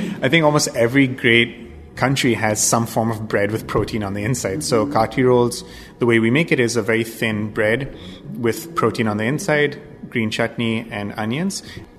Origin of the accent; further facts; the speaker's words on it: Kolkata, West Bengal, India; moved away as an adult; also born or lived in New Jersey / Cincinnati / Boston / Pittsburgh; now in Seattle, United States; I'm originally from Calcutta in India